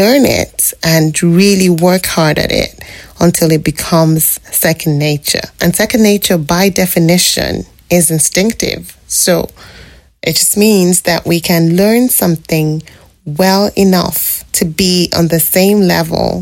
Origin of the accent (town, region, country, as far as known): Nigeria; moved away as an adult; now in British Columbia, Canada